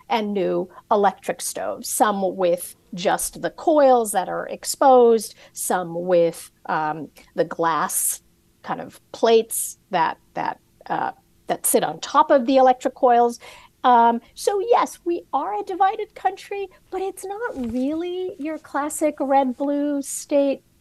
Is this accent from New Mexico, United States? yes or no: no; California, United States; I grew up all over the place. I grew up a lot in California, in Southern California